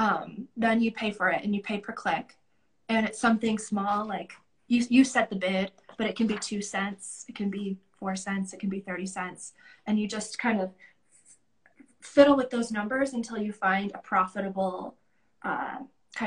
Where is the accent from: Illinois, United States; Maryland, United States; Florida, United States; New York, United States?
Illinois, United States; Rockford; my hometown in Rockford, Illinois